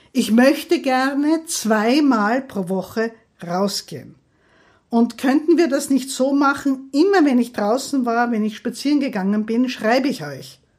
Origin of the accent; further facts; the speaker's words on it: Graz, Styria, Austria; ich komme aus der Steiermark, aus Graz, ich freue mich schon auf die Steirer